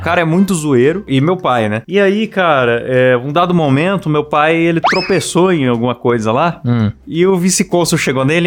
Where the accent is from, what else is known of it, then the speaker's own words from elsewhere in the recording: São Paulo, Brazil; quando eu era criança em São Paulo